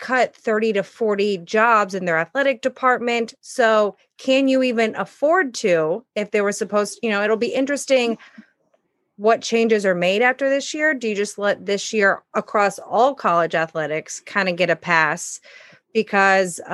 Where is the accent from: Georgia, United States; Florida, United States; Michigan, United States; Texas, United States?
Texas, United States; moved away; I'm from Texas